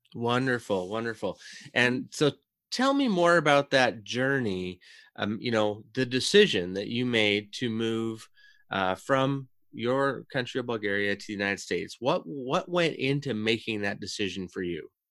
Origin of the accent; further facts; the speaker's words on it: Canada; being a Canadian, born and raised